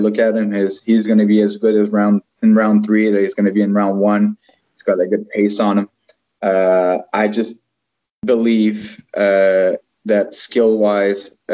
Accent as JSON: {"language": "English", "country": "Canada", "said": "I'm a Canadian, French Canadian actually."}